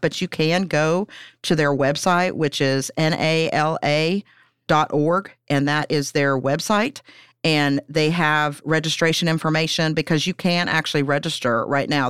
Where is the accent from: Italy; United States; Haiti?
United States; Pennsylvania; moved away as an adult; now in Huntington, United States; I'm from Pennsylvania originally